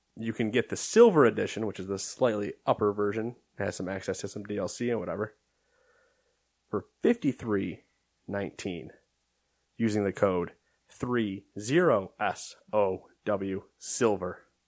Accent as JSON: {"language": "English", "country": "United States", "said": "I'm American"}